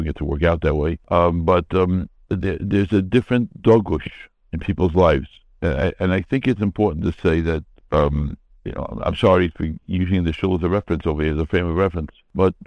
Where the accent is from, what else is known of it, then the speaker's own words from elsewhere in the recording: United States; I grew up in America